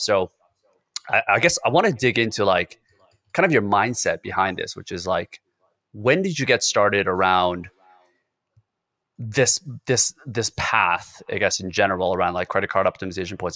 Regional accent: South Korea; moved away; I was born in Korea, so it's a very homogenous culture where everybody has to be united. You kinda have to follow the certain rules, and it's very constricted in a lot of ways, and that's the way I grew up in my family as well

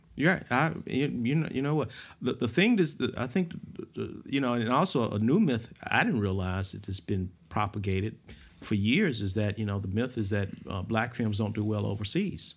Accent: Atlanta, Georgia, United States; I grew up on South Elizabeth Place.

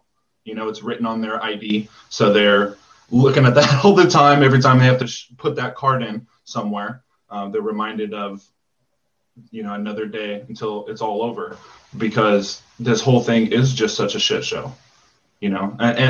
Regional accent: Fort Lewis, Washington, United States; So I grew up in Washington on Fort Lewis, and my dad was in the infantry

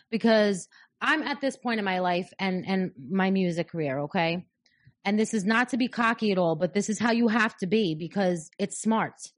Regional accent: New York, United States; I'm, I'm from New York, but I don't live here

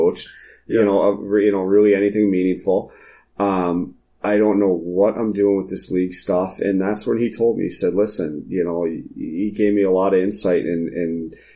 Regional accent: Marquette, Michigan, United States; I'm from Marquette.

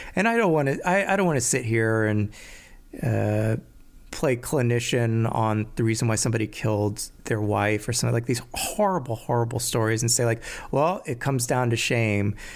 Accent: Maryland, United States; I grew up in Maryland.

